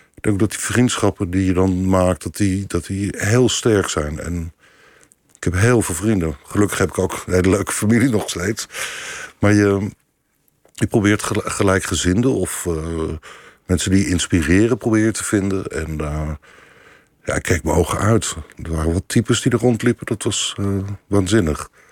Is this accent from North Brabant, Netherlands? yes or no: no; Leiden, South Holland, Netherlands; ik kom niet uit Rotterdam, maar ik kom uit Leiden